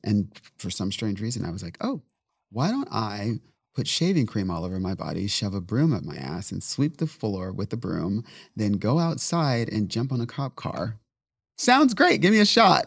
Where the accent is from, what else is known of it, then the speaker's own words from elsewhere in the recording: San Diego, California, United States; I speak Spanish just by default because I'm from San Diego